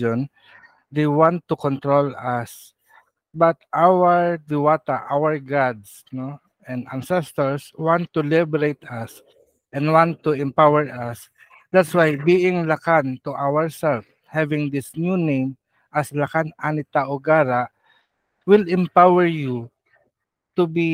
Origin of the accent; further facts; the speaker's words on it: Philippines; as a Filipino, indigenous one